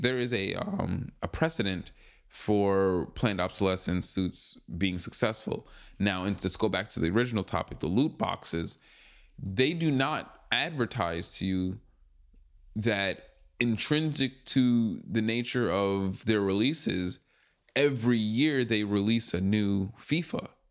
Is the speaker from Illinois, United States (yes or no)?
no; Long Island, New York, United States; moved away; I used to live in Long Island. I grew up in Long Island